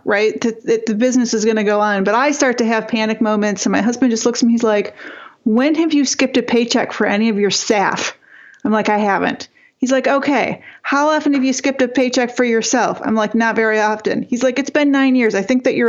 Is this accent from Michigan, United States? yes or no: yes; Northern Michigan, United States; I grew up really poor in Northern Michigan